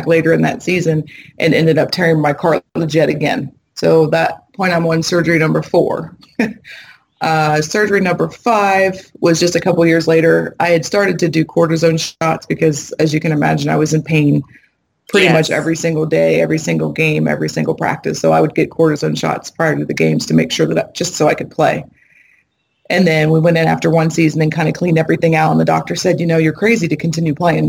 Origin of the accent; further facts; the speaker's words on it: Ohio, United States; moved away as an adult; also born or lived in Massachusetts; I'm from Ohio, so my mother and father were in Ohio. I'm in Massachusetts